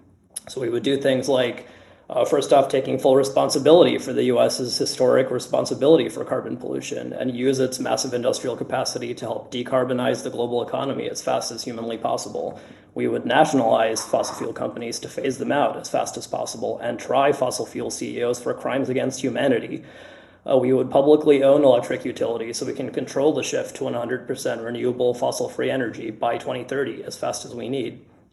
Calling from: Washington, District of Columbia, United States; I'm on DSA's Green New Deal campaign committee, and I'm calling from Washington, D.C. on Piscataway land.

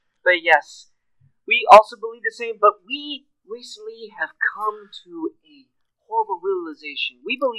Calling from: Riverside, California, United States; I'm calling from Riverside, California.

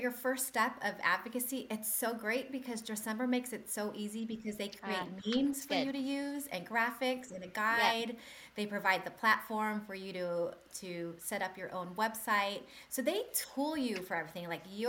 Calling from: Tennessee, United States; I am coming from Tennessee in the U.S., but I have family in Calgary.

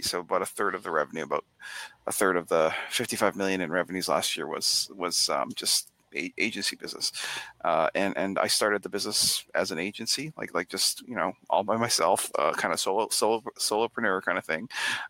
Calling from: Boston, Massachusetts, United States; Back Bay in Boston.

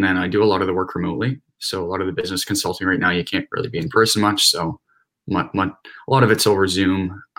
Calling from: Ajax, Ontario, Canada; Right now I'm in Ajax, Ontario, so more so towards like the GTA.

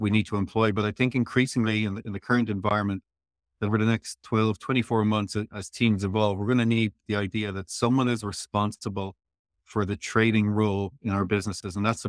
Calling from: Tralee, Munster, Ireland; I'm talking to you from Tralee, Kerry, Ireland in the Southwest.

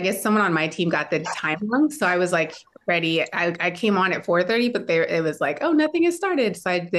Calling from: Minneapolis, Minnesota, United States

